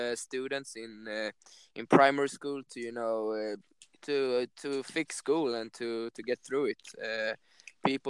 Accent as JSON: {"language": "English", "town": "Stockholm", "region": "Stockholm County", "country": "Sweden", "second_language": "English", "said": "I'm originally from Stockholm, Barkarby."}